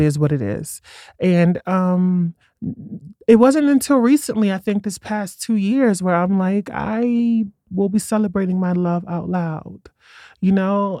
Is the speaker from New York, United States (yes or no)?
yes; New York City, New York, United States; moved away as an adult; now in Colorado, United States; I grew up in Brooklyn before it was trendy